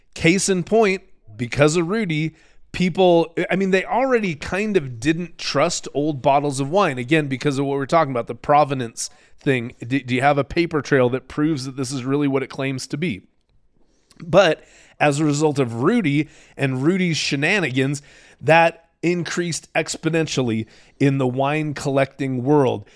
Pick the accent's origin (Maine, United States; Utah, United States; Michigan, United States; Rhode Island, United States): Utah, United States; I'm this punk from Utah